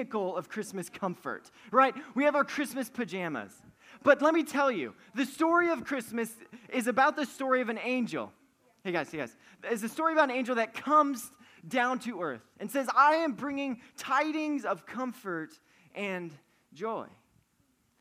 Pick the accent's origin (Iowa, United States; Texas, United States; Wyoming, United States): Wyoming, United States; moved away; I'm from Wyoming